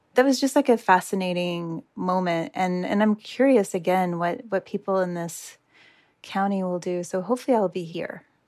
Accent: United States; I am from the United States.

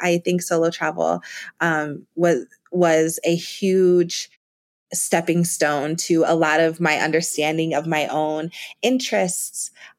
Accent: Ohio, United States; I'm from Ohio originally, and you know, going to Cleveland, I would have thought I was in New York City with the buildings and the people.

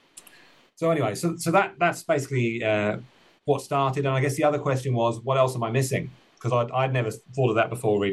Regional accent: United Kingdom; now in New Zealand; you might have picked up from the accent that I'm originally from the United Kingdom, but I'm now living and working in Aotearoa, New Zealand.

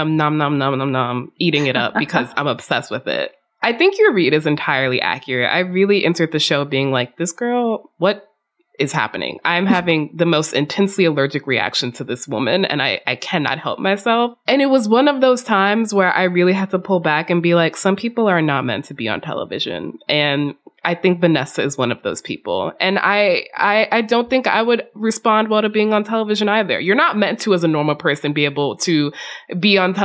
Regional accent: the South, United States; I grew up in the South

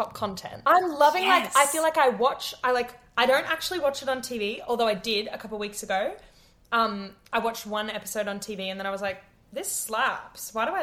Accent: Queensland, Australia; I grew up in Queensland

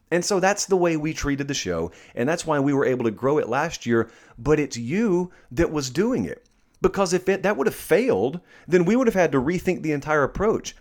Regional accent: Columbus, United States; I grew up in Columbus, where I am right now, um, physically

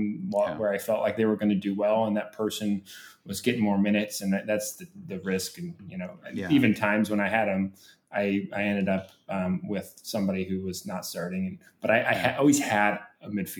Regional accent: United States; being an American soccer fan of Premier League soccer

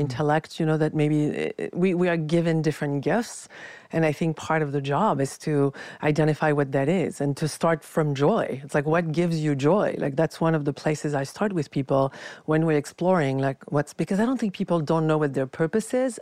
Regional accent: France; moved away; I was raised in France, very critical culture

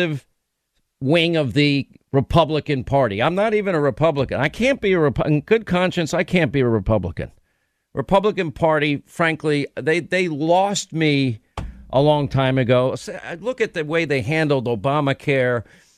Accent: New York, United States; I grew up in New York

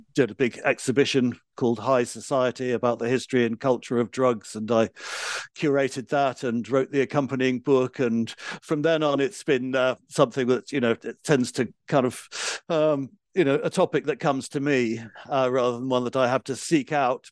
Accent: London, United Kingdom; I grew up in London

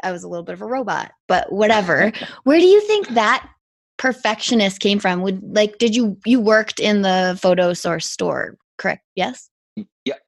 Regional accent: Whistler, British Columbia, Canada; that also makes us all whistler kids

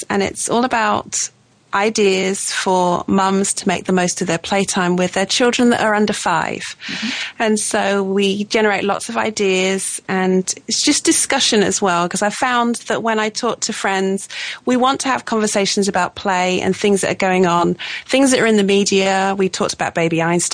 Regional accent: Suffolk, East of England, United Kingdom; moved away as an adult; also born or lived in Italy / Oregon / Colorado; now in Leeds, United Kingdom; I'm from the south. I'm from Suffolk, which is the big fat bit on the right-hand side

